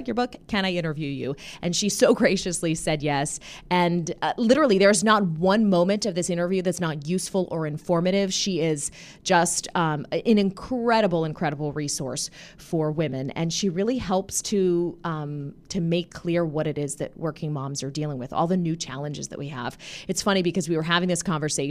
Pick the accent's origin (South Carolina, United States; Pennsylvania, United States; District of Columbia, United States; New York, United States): Pennsylvania, United States; Pittsburgh; I'm from Robinson Township in the McKees Rocks area. It's like right by the airport. Oh, yeah. I went to Montour